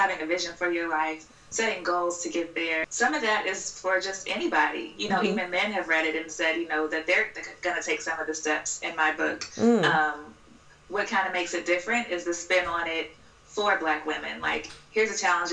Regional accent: Louisville, Kentucky, United States; moved away as an adult; also born or lived in Cincinnati; now in Washington, D.C., United States; I'm from Louisville, Kentucky. Uh-huh. I was born and raised there.

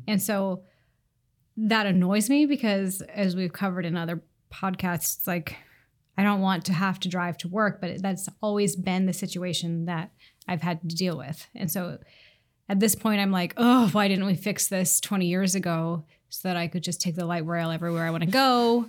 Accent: Seattle, Washington, United States; I live in the Old Ballard neighborhood and I grew up here in Seattle

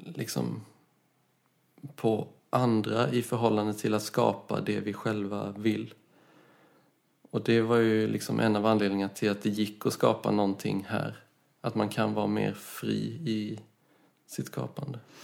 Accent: Karlskrona, Blekinge, Sweden; moved away as an adult; also born or lived in Gothenburg / Copenhagen; jag är från Karlskrona från början

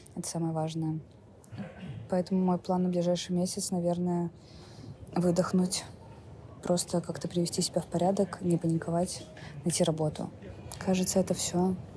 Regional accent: Saint Petersburg, Russia; moved away as an adult; мне 27 лет, я из Петербурга

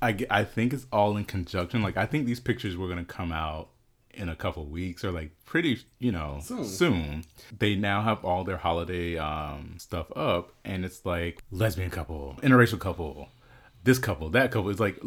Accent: Omaha, Nebraska, United States; I was born in Omaha.

